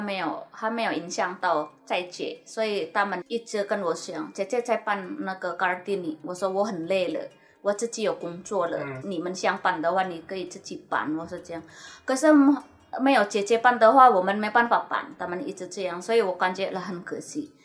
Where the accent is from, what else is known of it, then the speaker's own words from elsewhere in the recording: Indonesia; now in Taiwan; 我是印尼的